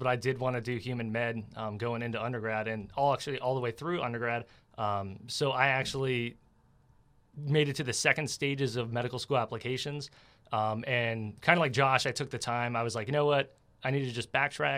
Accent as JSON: {"language": "English", "town": "New Port Richey", "region": "Florida", "country": "United States", "said": "I'm from Newport Richey, Florida"}